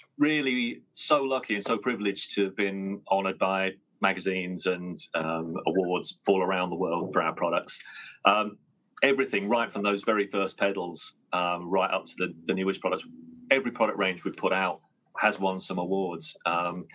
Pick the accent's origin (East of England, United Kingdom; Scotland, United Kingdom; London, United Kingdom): East of England, United Kingdom; Colchester; now in Northampton, United Kingdom; from Colchester, which is Britain's oldest town